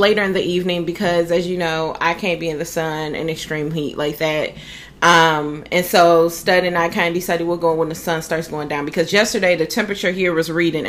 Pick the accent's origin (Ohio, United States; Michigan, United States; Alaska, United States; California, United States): Ohio, United States; now in Florida, United States; we're both from the Midwest. She's from Indy. I'm from Ohio.